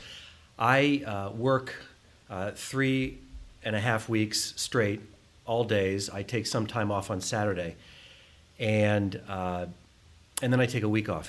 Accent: Columbus, Ohio, United States; also born or lived in New Haven, Connecticut / New York; I grew up in Columbus, fourth of 4 children

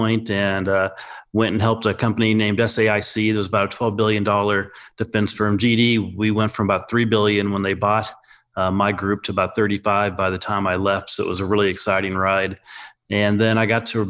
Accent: Topeka, Kansas, United States; also born or lived in Northern Ohio; I grew up in Topeka, Kansas. I was actually born in Northern Ohio

